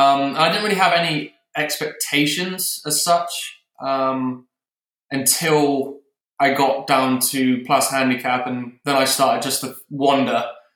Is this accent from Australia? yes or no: no; Exmouth, South West England, United Kingdom; moved away as an adult; now in United States; I was from Exmouth, Devon, playing at East Devon Golf Club as a junior. And I moved over here for university about 6.5 years ago now.